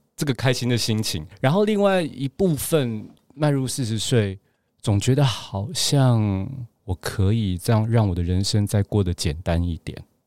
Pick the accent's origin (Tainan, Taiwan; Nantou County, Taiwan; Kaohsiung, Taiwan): Kaohsiung, Taiwan; Gangshan; moved away as an adult; also born or lived in Taipei / Beijing; 我是冈山人，然后有时候又去台南，我外婆家在台南